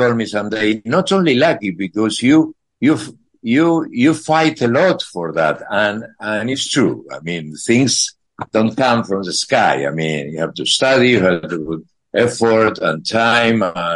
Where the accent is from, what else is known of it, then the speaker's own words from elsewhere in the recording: Buenos Aires, Argentina; English is a second language; moved away as an adult; also born or lived in Boston, United States; now in Spain; I come from Buenos Aires, Argentina